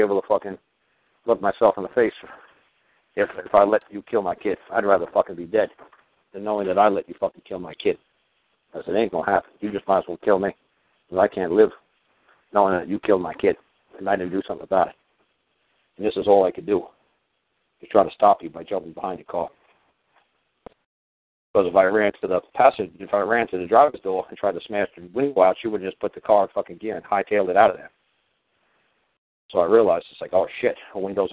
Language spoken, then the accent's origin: English; United States; I'm from New York